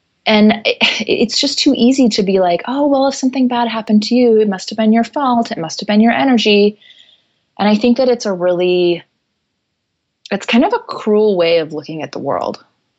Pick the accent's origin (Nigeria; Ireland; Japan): Japan; Tokyo; the reason I grew up in Tokyo is because my parents are Christian missionaries.